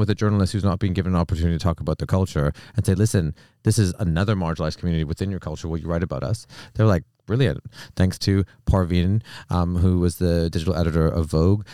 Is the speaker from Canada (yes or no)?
yes; Canada; moved away as an adult; now in United Kingdom; I'm from Canada